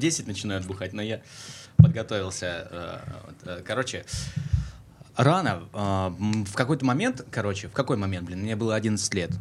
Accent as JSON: {"language": "Russian", "area": "Far East", "region": "Russian Far East", "country": "Russia", "moved": "yes", "lives_now": "Krasnodar, Russia", "said": "я с Дальнего Востока, это же ну, такое, такое место, где люди говорят инако."}